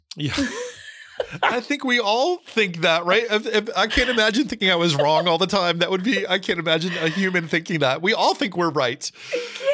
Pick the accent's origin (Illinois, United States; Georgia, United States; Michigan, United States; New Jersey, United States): New Jersey, United States; also born or lived in California / Florida; now in Tennessee, United States; I grew up in New Jersey. I lived in California, lived in Florida, now in Tennessee